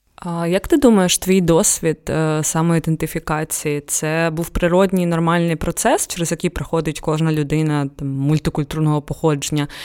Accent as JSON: {"language": "Ukrainian", "country": "Ukraine", "tie": "born or raised there", "said": "в мене обидва батьки з Дагестану, і я виросла, народилася в Україні"}